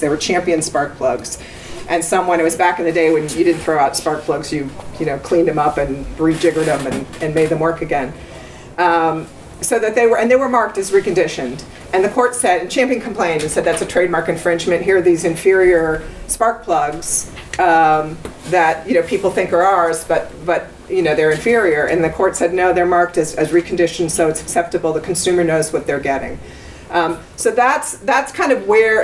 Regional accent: United States; I'm an American

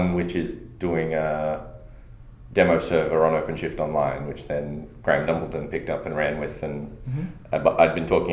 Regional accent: Australia; I'm an Australian

